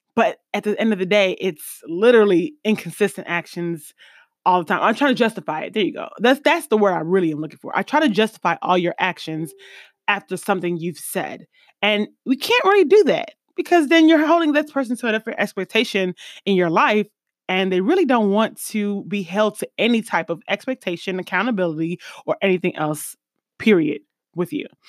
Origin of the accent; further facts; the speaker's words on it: East Coast, United States; moved away; also born or lived in Midwest; I'm from the East Coast originally and then Midwest secondary